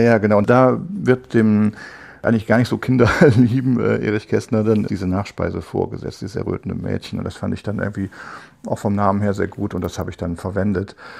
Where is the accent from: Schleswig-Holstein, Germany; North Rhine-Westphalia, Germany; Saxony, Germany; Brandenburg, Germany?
North Rhine-Westphalia, Germany; ich bin Rheinländer und in Köln sagen wir, man muss auch Jönne können